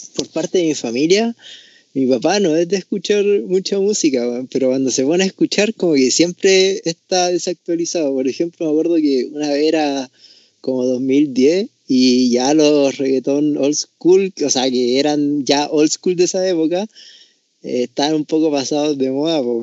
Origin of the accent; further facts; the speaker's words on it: Tocopilla, Antofagasta, Chile; Soy de Tocobilla